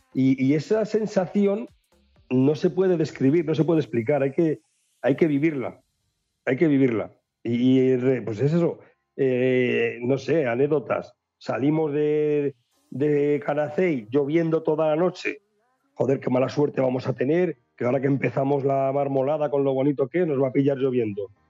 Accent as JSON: {"language": "Spanish", "town": "Valladolid", "region": "Castile and León", "country": "Spain", "said": "soy pucelano"}